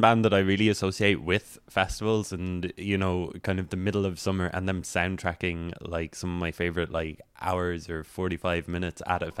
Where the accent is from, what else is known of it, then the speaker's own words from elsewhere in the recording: Rosscarbery, Munster, Ireland; when I was growing up in Ross Carberry